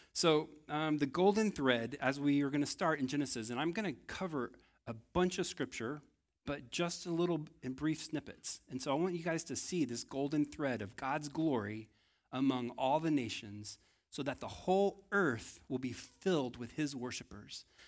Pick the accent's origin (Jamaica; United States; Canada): United States; Texas; I think I failed as a Texan